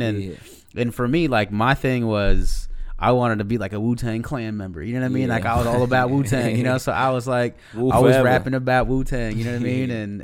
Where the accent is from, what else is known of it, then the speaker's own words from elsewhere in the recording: Seattle, Washington, United States; We're from Seattle